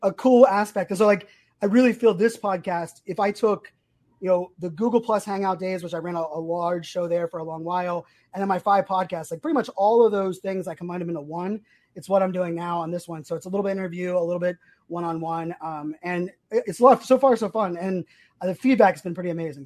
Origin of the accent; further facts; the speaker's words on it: Virginia Beach, Virginia, United States; also born or lived in Pittsburgh, Pennsylvania; I grew up, I lived in Sandbridge, growing up in Sandbridge.